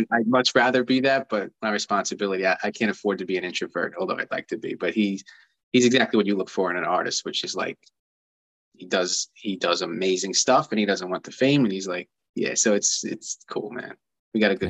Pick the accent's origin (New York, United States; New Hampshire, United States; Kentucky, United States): New York, United States; Long Island; I grew up here on Long Island